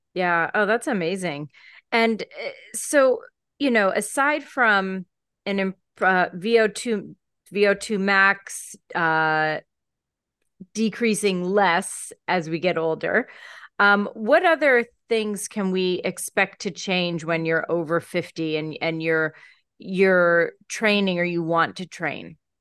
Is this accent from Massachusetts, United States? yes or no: no; Pennsylvania, United States; I grew up in Pennsylvania.